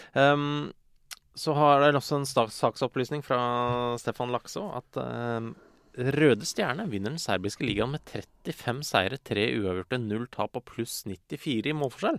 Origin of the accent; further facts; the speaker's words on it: Ski, Akershus, Norway; Jeg er fra Ski kommune